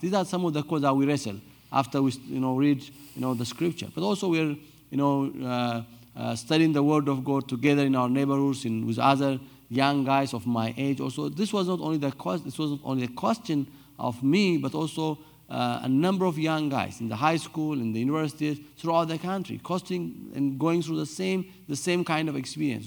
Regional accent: Addis Ababa, Ethiopia; I was born and raised in Addis Ababa, the capital city

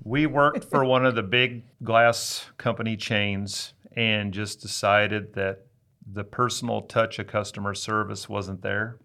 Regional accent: Hastings, Nebraska, United States; I was living in my hometown, Hastings, Nebraska

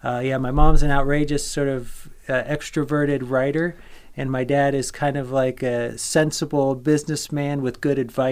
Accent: Vero Beach, Florida, United States; I also grew up in Florida. I consider sort of Vero Beach, Florida to be my hometown. That's on the East Coast.

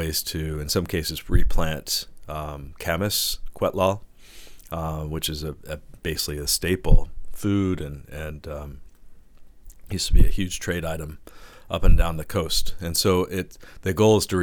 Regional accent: Cherokee Nation, Oklahoma, United States; now in Victoria, Canada; I'm from the Cherokee Nation in Oklahoma

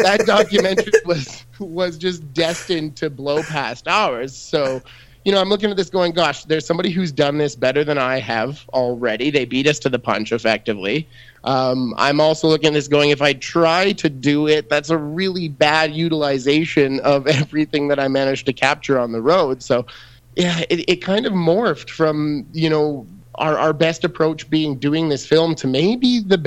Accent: Red Deer, Alberta, Canada; I grew up in Red Deer, Alberta

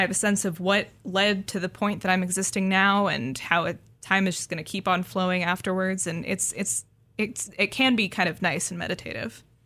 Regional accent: Seattle, Washington, United States; I grew up in the Seattle area

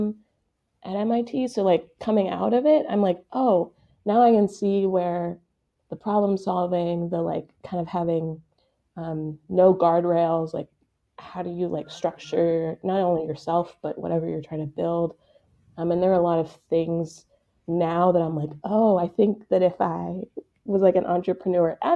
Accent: Pittsburgh, Pennsylvania, United States; moved away as an adult; also born or lived in Boston; now in Kansas City, United States; I'm not from Kansas City originally. I'm from Pittsburgh, Pennsylvania

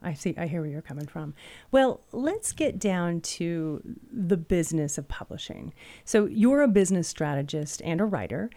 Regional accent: Pacific Northwest, United States; where I grew up in the Pacific Northwest, it was kind of dry, right?

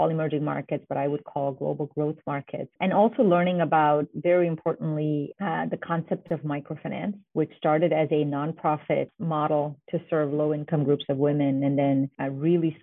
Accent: Mumbai, Maharashtra, India; moved away as an adult; also born or lived in New Haven, Connecticut, United States; now in United States; I grew up in India and spent over half of my life there and moved here to the US for college and right from Bombay to New Haven, Connecticut to Yale to study economics

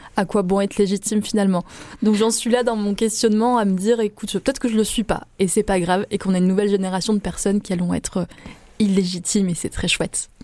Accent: Avignon, Provence-Alpes-Côte d'Azur, France; je suis née à Avignon. Euh, vraiment, je suis un pur produit euh, de la Provence

